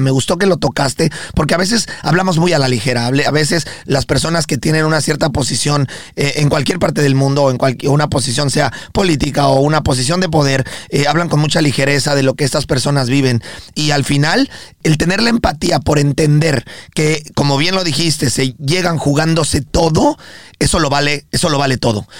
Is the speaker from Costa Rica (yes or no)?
no; Mexico; now in United States; nosotros también somos personas que vivimos aquí en Estados Unidos y nos consideramos orgullosamente mexicanos